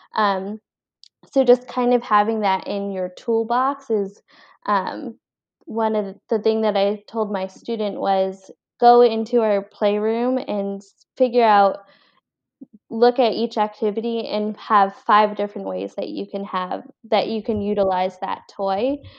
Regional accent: Cranston, Rhode Island, United States; also born or lived in Colombia / Boston, Massachusetts; I was born in Columbia, actually, and I was adopted, and then I was raised in Rhode Island, um, grew up in Cranston

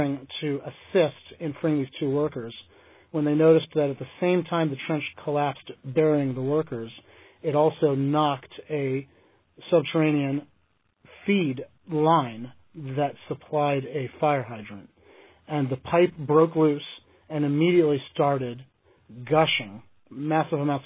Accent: United States; There are three states that go by the name Commonwealth, Massachusetts being one of them, my home state being another

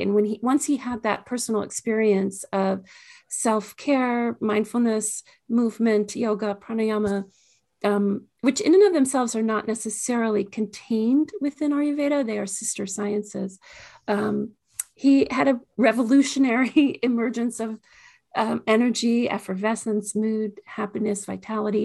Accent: Washington, District of Columbia, United States; I grew up in the Washington, D C area

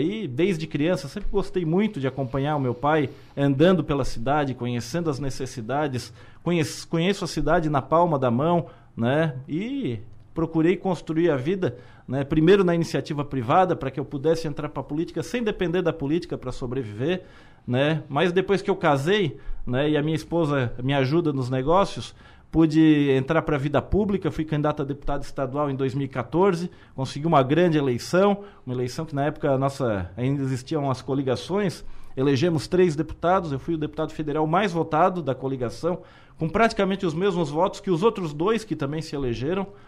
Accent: Criciúma, Santa Catarina, Brazil

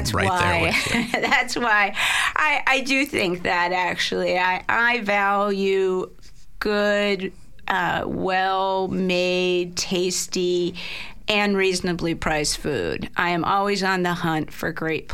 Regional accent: Baltimore, Maryland, United States; when I grew up in Baltimore, we would call it a Sicilian slice

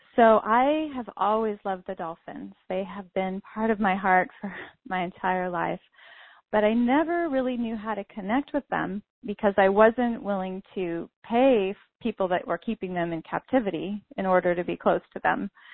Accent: Santa Cruz, California, United States; I was born in Santa Cruz, California, and my first home was actually a yoga ashram

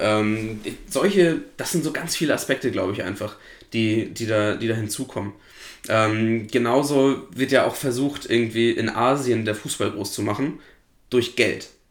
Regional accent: Flensburg, Schleswig-Holstein, Germany; Ich komme ja aus Flensburg, bin Flensburg-Fan im Handball.

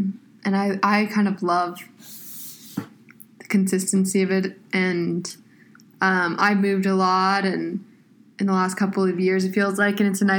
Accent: California, United States; I'm from California. I go to Georgetown. I am 20 years old.

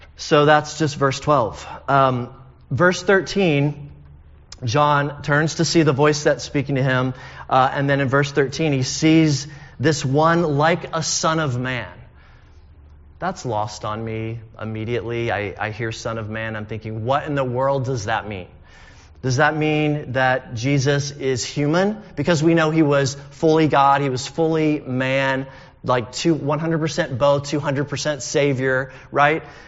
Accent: United States; also born or lived in United Kingdom; We're Americans

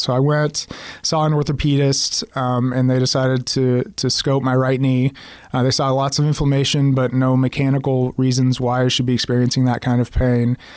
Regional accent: Oklahoma City, Oklahoma, United States; moved away as an adult; also born or lived in Kansas City; I'm from Oklahoma City, but was living and working in in Kansas City since 2005

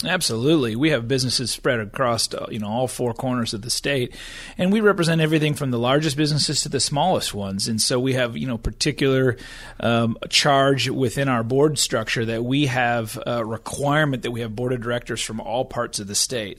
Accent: Michigan, United States; moved away as an adult; also born or lived in Washington, D.C. / Oklahoma; I was from Michigan. I graduated from college and was trying to figure out what I wanted to do, moved to D C

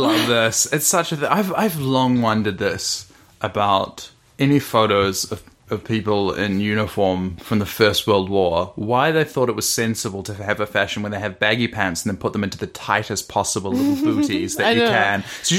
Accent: Lower Hutt, Wellington, New Zealand; I'm a hut boy. Mm-hmm. I'm from Lower Hutt.

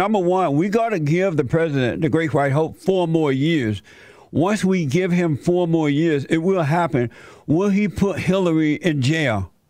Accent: Alabama, United States; I grew up in Alabama, as you know, on a plantation under the Jim Crow laws.

